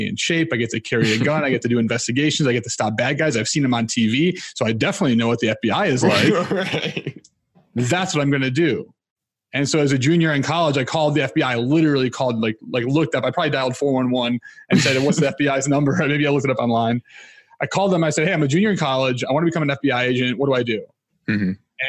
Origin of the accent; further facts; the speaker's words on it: Chicago, Illinois, United States; also born or lived in Iowa; I'm from Chicago. I grew up in a Christian family.